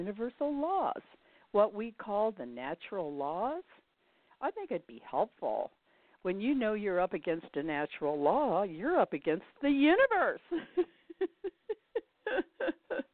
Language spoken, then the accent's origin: English; Indianapolis, Indiana, United States; moved away; I'm from Indianapolis originally